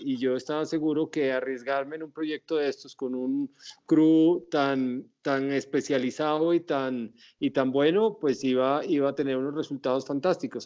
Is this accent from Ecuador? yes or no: no; Pasto, Nariño, Colombia; en mi tierra, porque como sabes yo soy pastuso